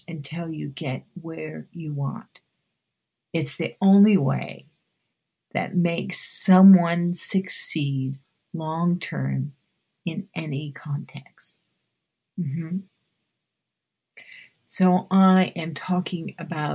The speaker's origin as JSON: {"language": "English", "town": "Keizer", "region": "Oregon", "country": "United States", "tie": "born or raised there", "also_born_or_lived": "Los Angeles, California", "said": "When we moved from Los Angeles to Oregon in 1964, I remember attending dance class at the top of a bowling alley in Kaiser, Oregon"}